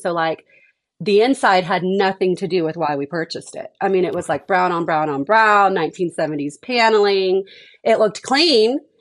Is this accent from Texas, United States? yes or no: yes; Houston, Texas, United States; also born or lived in Dallas, Texas / North Carolina / Monterrey, Mexico; I grew up in Texas, but I grew up in Houston where it's a little more urban.